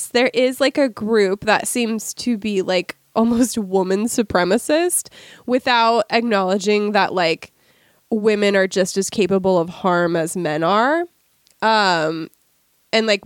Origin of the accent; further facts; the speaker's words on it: Washington, United States; as a native resident of Washington State